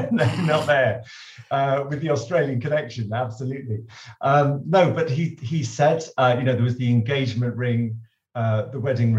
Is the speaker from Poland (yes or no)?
no; London, United Kingdom; we were living in London. I grew up in London